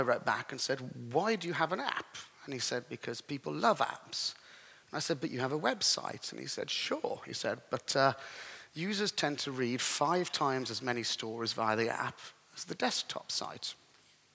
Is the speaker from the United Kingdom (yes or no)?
yes; England, United Kingdom; I'm an English gentleman, a classic English gentleman